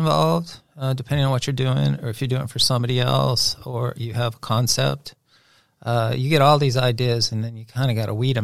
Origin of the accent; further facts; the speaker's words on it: Inglewood, California, United States; now in Dallas, United States; So I was born in Inglewood, California. I'm from California.